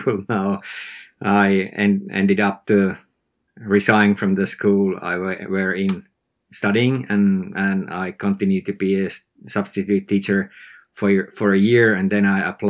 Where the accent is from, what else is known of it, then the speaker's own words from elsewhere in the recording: northern Finland, Finland; I live in Finland, northern Finland